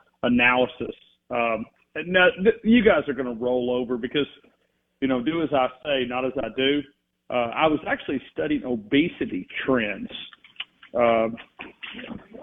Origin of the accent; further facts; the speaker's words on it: North Alabama, United States; growing up in North Alabama